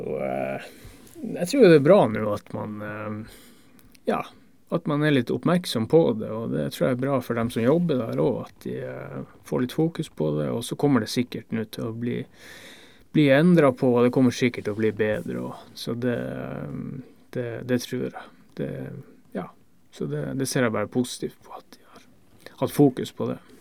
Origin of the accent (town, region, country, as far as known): Northern Norway, Norway; accent: Northern Norwegian dialect; now in Denmark